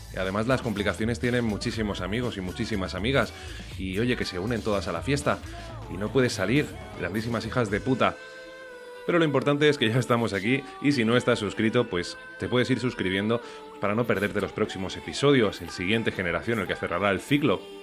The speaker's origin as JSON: {"language": "Spanish", "region": "Valencian Community", "country": "Spain", "said": "voy a tirar más para mi tierra. Entonces nos vamos a ir a Valencia"}